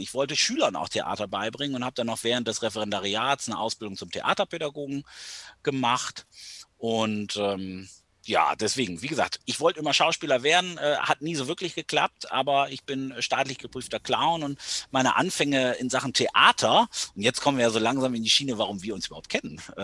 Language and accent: German; Delmenhorst, Lower Saxony, Germany; gebürtiger Delmhorster. Ich komme hier einfach nicht aus dieser Stadt weg